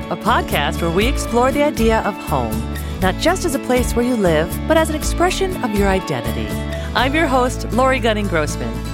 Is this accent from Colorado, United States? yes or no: no; Virginia, United States; now in California, United States; So I'm from Virginia.